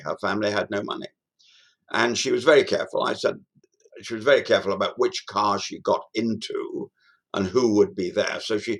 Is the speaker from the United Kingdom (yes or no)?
no; Australia; It is, as you will rightly press me on as an Australian, unelected.